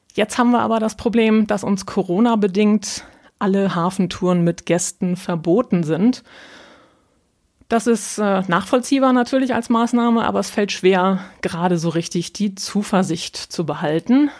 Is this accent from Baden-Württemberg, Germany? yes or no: no; North Frisia, Schleswig-Holstein, Germany; accent: nordischer Slang; now in Hamburg, Germany; Ich bin von Haus aus Nordfriesen, also waschechtes Nordlicht